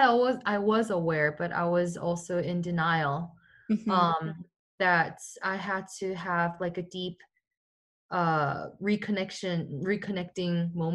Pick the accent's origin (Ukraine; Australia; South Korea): South Korea; Seoul; moved away; also born or lived in Seattle, Washington, United States; I was born in Seattle in the United States, I was living in Korea for 10 years when I was a kid, since I was 5.